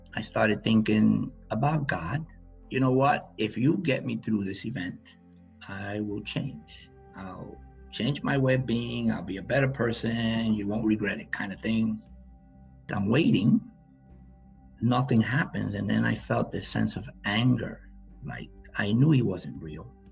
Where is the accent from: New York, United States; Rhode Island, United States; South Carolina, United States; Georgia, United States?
New York, United States; New York City; I grew up in the South Bronx